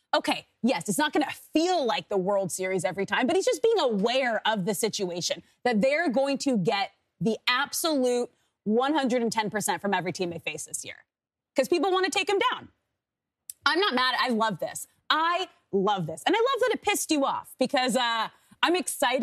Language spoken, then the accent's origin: English; Manhattan Beach, California, United States; my hometown in Manhattan Beach